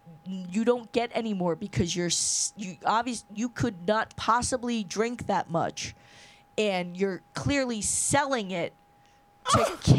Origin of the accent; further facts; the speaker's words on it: United States; So we're American